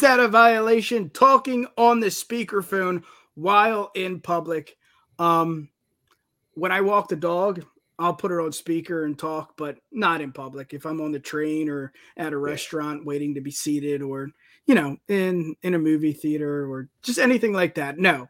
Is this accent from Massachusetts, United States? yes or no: no; New Jersey, United States; I mean, I'm from Jersey, you're from PA. We know all about the beach. We know all about the shore.